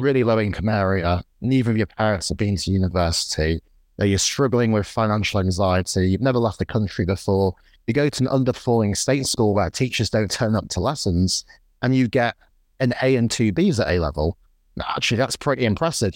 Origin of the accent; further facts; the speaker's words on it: Morley, Yorkshire and the Humber, United Kingdom; I grew up in Morley, which is a sort of post-industrial town in the U K. It's, it's between Leeds and, and Wakefield.